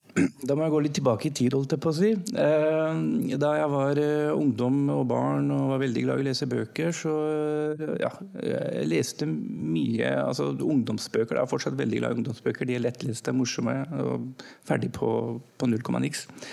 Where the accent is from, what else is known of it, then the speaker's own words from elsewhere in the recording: Norway; also born or lived in Pakistan; Jeg var norsk-pakistaner